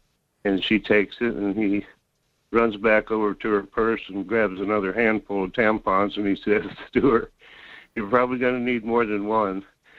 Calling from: North Pole, Alaska, United States; Good morning. … from North Pole.

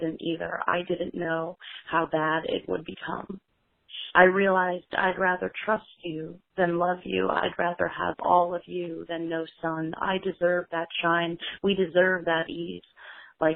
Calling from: New York, United States; I'm calling from Brooklyn, New York

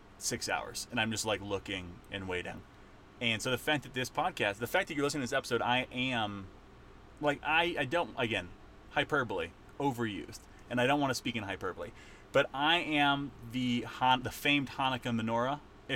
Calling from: Estes Park, Colorado, United States; Nick is recording from Brooklyn. I'm recording from Estes Park, Colorado.

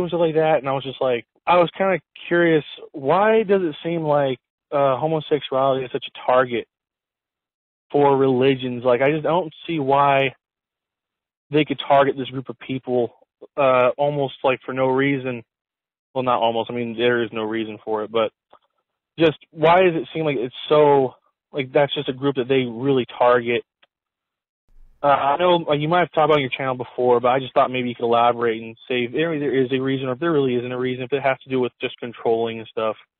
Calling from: San Diego, California, United States; I'm calling from San Diego, California.

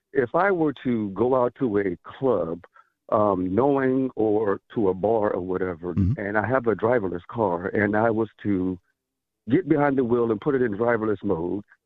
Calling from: Chesapeake, Virginia, United States; I'm calling from Chesapeake, Virginia

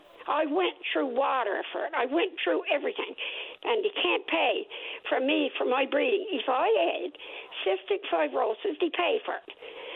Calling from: Gander, Newfoundland and Labrador, Canada; I'm calling from Gander, and I've called you many times.

